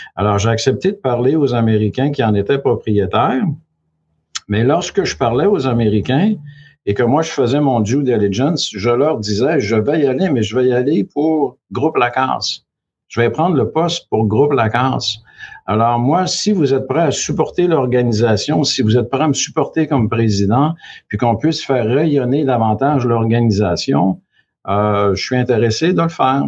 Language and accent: French; Quebec, Canada; moved away as an adult; also born or lived in Chicoutimi / Chicago / Vancouver; je suis originaire du Saguenay-Lac-Saint-Jean. Je suis natif du Lac-Saint-Jean.